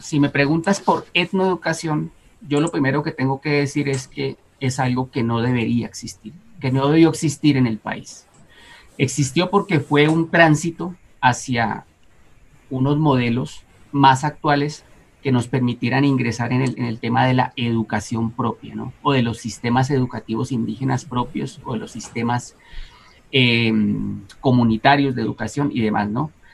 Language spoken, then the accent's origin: Spanish; Amazonia, Colombia; moved away; en la Amazonía, en, mi tierra, mi, pueblo Uba